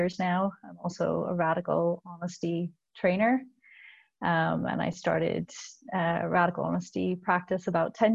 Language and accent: English; Canada; also born or lived in Belfast, Northern Ireland; we immigrated to Canada from Belfast when I was 4, and we left my entire extended family.